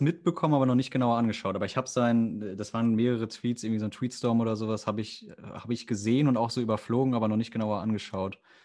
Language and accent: German; near the Sauerland, North Rhine-Westphalia, Germany; Dabei komme ich sogar da aus der Nähe fast schon